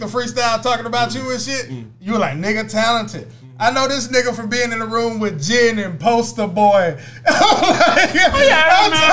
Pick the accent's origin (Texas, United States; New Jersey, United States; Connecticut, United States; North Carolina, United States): Texas, United States; I'm from Texas.